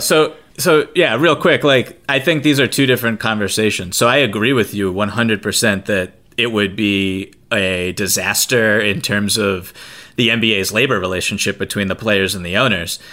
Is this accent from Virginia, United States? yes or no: no; right outside of Boston, Massachusetts, United States; I'm from Boston, right outside of Boston, grew up with this